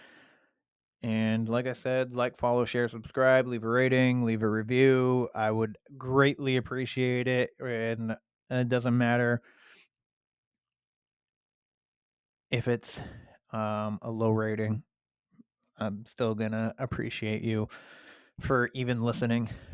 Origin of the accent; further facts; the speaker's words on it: Sanford, Maine, United States; right here in my hometown of Sanford, Maine